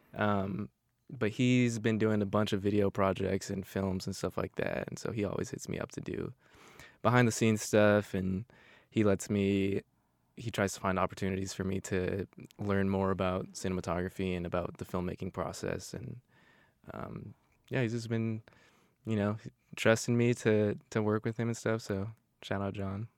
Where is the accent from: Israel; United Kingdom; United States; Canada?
United States; Arizona; now in Marysville, United States; I'm from Arizona, it's just not a whole, whole lot going on